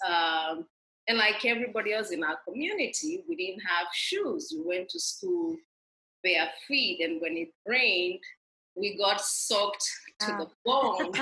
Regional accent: Kenya; moved away as an adult; I grew up in rural Kenya

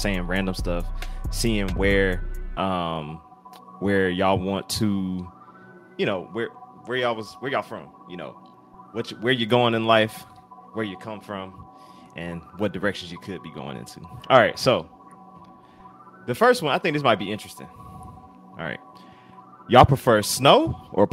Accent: the South, United States; being from the South

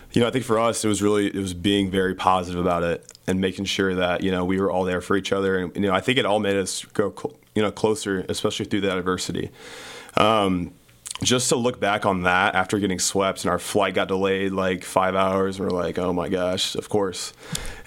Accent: St. Louis, Missouri, United States; moved away as an adult; Growing up in St. Louis is awesome

